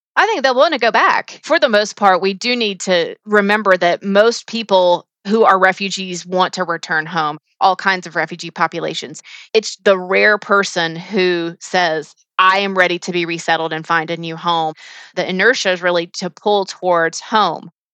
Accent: United States; as an American

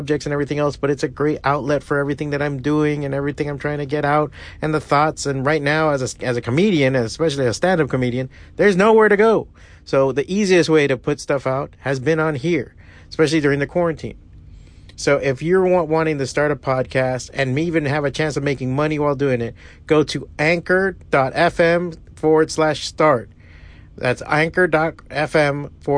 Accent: Hialeah, Florida, United States; I was born and raised in Hialeah, out of Miami

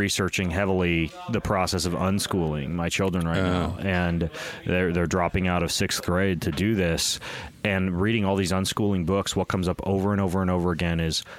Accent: Lewiston, Idaho, United States; I grew up in Lewiston, Idaho, and I was homeschooled

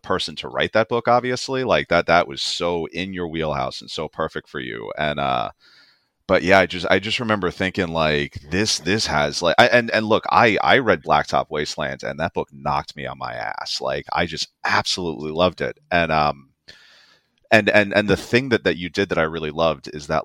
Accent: New York City, New York, United States; I was born and raised in New York City

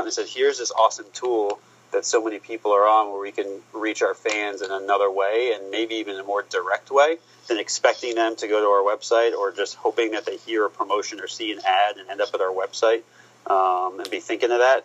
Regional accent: Columbus, Ohio, United States; moved away; also born or lived in Florida; I was born in Columbus, Ohio

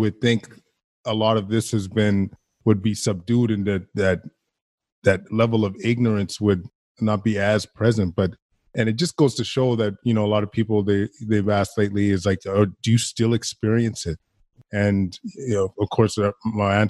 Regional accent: Alberta, Canada; I grew up in Alberta

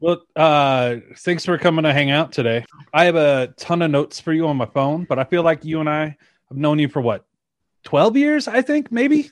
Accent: Shreveport, Louisiana, United States; also born or lived in Colorado Springs, Colorado; now in Denver, United States; I was a white kid growing up in Shreveport, Louisiana

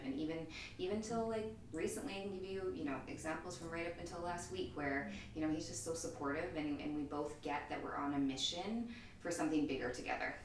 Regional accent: Edmonton, Alberta, Canada; also born or lived in Toronto; born and raised in Edmonton.

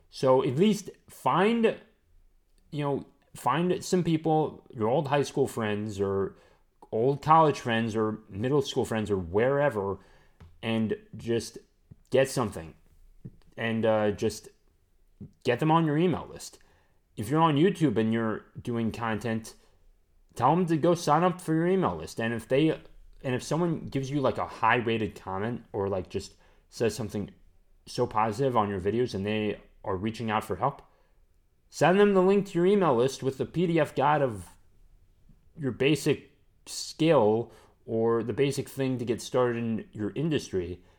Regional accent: Southern United States, United States; accent: southern; I just went into my southern accent right there.

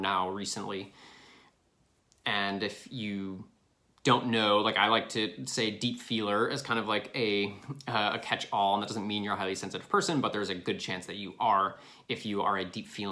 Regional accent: Illinois, United States; moved away; I'm from Illinois.

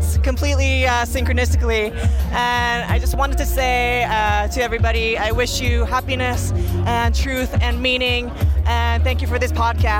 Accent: Vancouver, British Columbia, Canada; I'm from Vancouver, Canada.

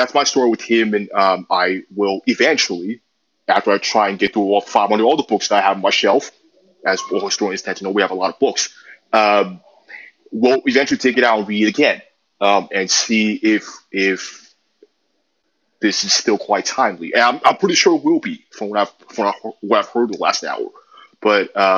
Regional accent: New York City, New York, United States; I also grew up in New York City, as you can tell by my accent.

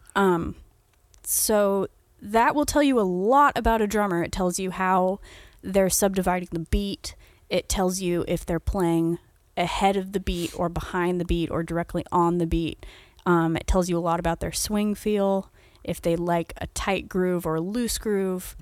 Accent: United States; I'm also an American

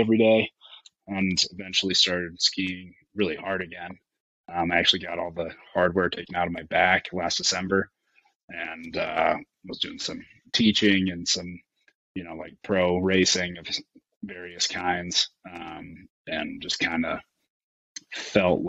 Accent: Aspen, Colorado, United States; I grew up in Aspen, Colorado, third generation there

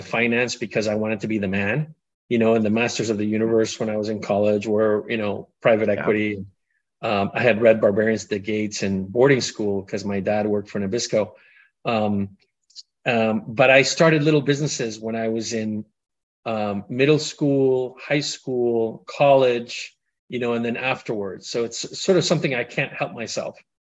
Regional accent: Colombia; moved away; I grew up in Colombia.

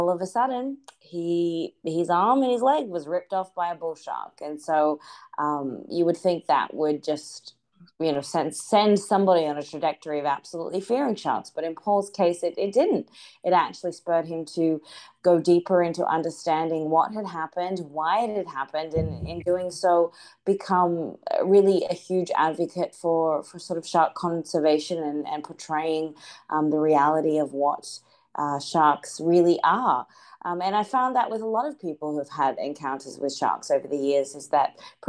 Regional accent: Australia; growing up in Australia

